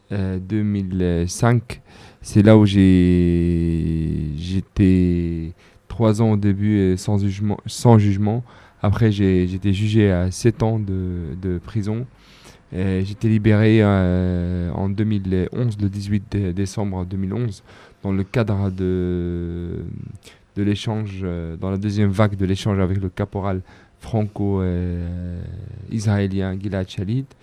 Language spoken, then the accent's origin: French; Jerusalem, Palestine; j'ai grandi dans des à Jérusalem. j'étais arrêté comme comme beaucoup de jeunes à mon âge.